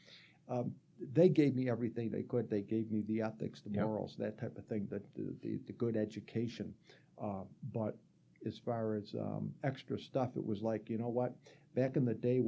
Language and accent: English; Greece, New York, United States; Grew up in Greece, New York